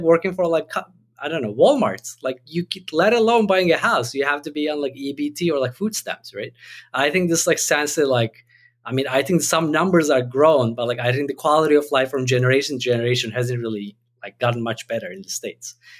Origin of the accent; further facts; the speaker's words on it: Turkey; moved away; I had the sense that even growing up in Turkey